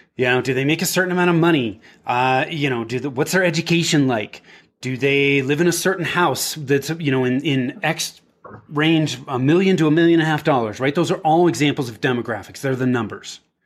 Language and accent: English; Bay Area, Northern California, United States; moved away as an adult; also born or lived in Denver; I was born and raised in the Bay Area, in Northern California